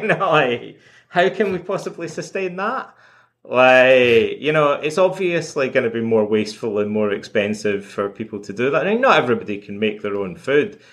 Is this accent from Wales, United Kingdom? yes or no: no; Scotland, United Kingdom; also born or lived in Toronto; now in Montreal, Canada; when I was a kid, uh, growing up in Scotland